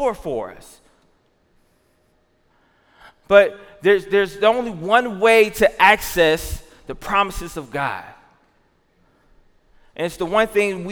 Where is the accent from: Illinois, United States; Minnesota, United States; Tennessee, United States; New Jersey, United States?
Tennessee, United States; Jackson; now in Milwaukee, United States; I grew up in Jackson, Tennessee